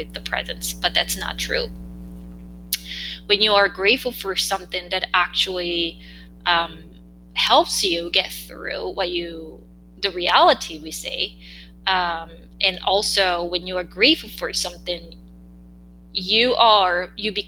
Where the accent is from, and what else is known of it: South Korea; English is a second language